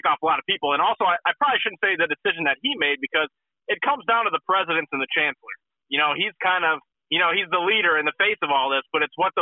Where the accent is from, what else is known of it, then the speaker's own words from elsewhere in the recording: Ohio, United States; I'm from Ohio, grew up an Ohio State fan.